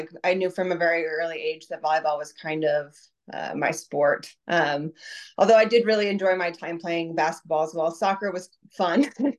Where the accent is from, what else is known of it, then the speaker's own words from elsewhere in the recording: Puyallup, Washington, United States; moved away as an adult; now in Utah, United States; So I was born in Utah, but I moved to Washington pretty soon after that, and I was raised in Washington State. I went to Rogers High School in Puyallup, Washington.